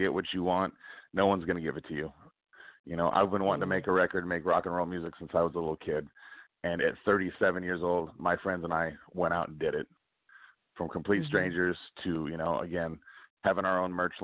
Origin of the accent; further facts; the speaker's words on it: Stockton, California, United States; here in California, in my hometown of Stockton